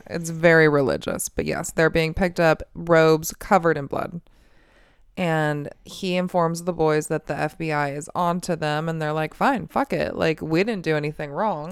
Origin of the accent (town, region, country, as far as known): United States